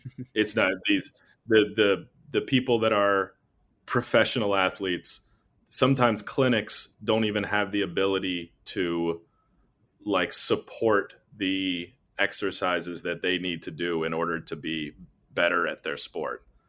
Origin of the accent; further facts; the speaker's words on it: North Carolina, United States; moved away as an adult; also born or lived in Nashville, Tennessee / Columbus, Ohio; I'm from North Carolina originally